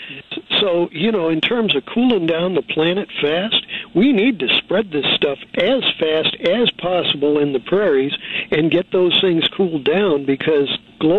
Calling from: San Francisco, California, United States; Oh, I'm the guy from San Francisco.

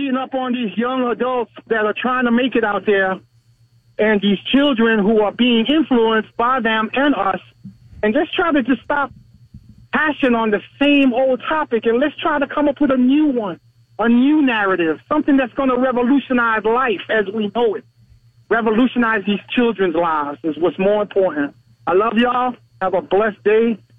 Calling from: Navarre, Florida, United States; I'm from Navarre, man.

